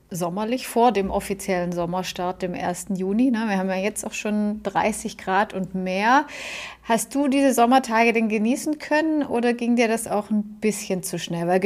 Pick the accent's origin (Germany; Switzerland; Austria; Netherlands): Germany